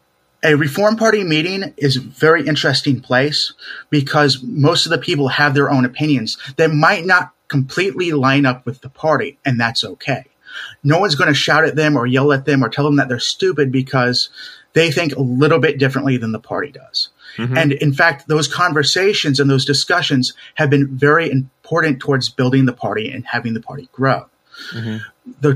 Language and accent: English; Raleigh, North Carolina, United States; born or raised there; also born or lived in Seattle, Washington